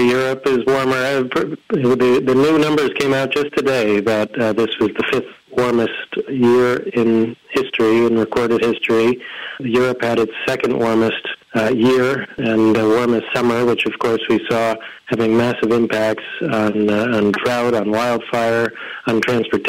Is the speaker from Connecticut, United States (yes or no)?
yes; Connecticut, United States; moved away as an adult; also born or lived in Washington, D.C.; I grew up in Connecticut and then lived much of my adult life in D.C. near World Watch, and returned here to be near my family